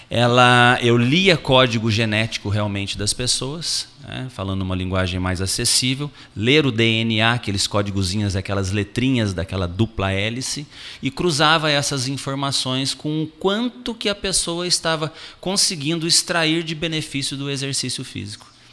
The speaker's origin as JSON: {"language": "Portuguese", "town": "Itajubá", "region": "Minas Gerais", "country": "Brazil", "accent": "mineiro", "said": "eu ainda digo assim, eu venho de uma cidadezinha desse tamaninho lá no interior de, interior de Minas Gerais, ainda brinco, né?"}